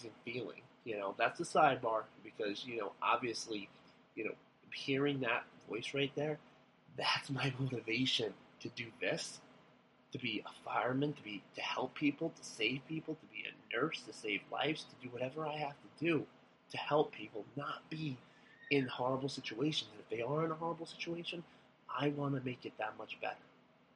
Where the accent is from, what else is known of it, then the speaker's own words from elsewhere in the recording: Long Island, New York, United States; moved away as an adult; also born or lived in Buffalo, New York; I'm from Long Island. I'm a city man